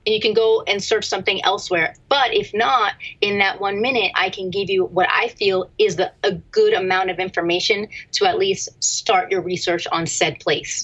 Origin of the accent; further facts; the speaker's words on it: Easton, Pennsylvania, United States; I was born and raised in Easton, Pennsylvania